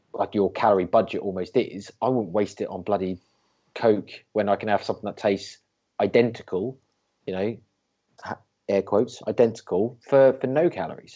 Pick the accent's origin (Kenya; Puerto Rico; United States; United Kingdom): United Kingdom; I'm British